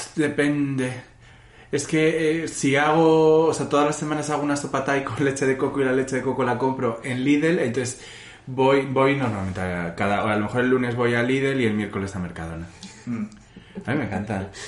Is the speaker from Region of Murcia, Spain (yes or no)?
no; San Fernando de Henares, Community of Madrid, Spain; also born or lived in Coslada; yo soy de San Fernando